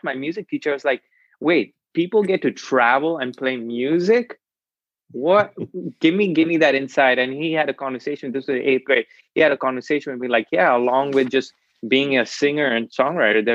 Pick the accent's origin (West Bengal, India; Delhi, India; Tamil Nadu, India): West Bengal, India; Kolkata; now in Nashville, United States; I was born and raised in Calcutta, India.